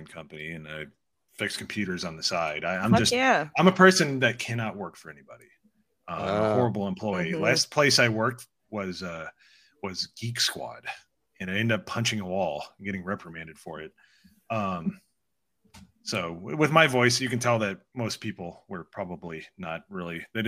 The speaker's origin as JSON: {"language": "English", "region": "Indiana", "country": "United States", "tie": "born or raised there", "moved": "as an adult", "lives_now": "South Carolina, United States", "said": "we're from Indiana"}